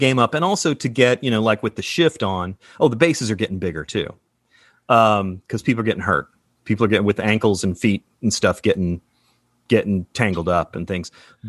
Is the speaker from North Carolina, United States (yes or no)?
yes; Charlotte, North Carolina, United States; moved away; also born or lived in Asheville; I grew up in Charlotte